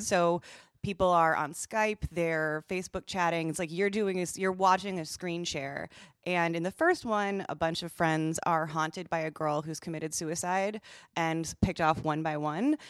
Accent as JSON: {"language": "English", "region": "Wisconsin", "country": "United States", "said": "I'm from Wisconsin and not Minnesota"}